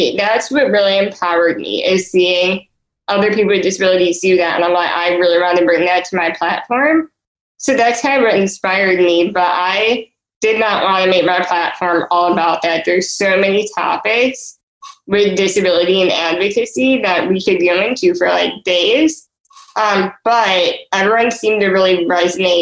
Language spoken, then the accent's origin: English; Chicago, Illinois, United States; I'm 26 years old, and I'm from Chicago.